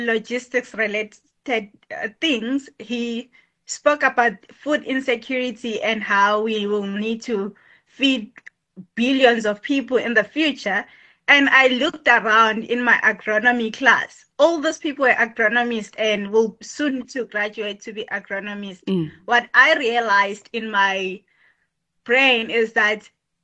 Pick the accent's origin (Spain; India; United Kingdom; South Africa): South Africa; Johannesburg, Gauteng; I grew up in Johannesburg.